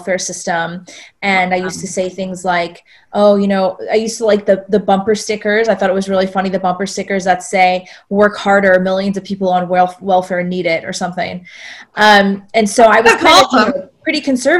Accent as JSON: {"language": "English", "region": "South Georgia", "country": "United States", "tie": "born or raised there", "said": "I grew up in the Bible Belt in South Georgia, 10 churches in an 8-mile radius on the way from the stoplight back to my house, small town, very Southern"}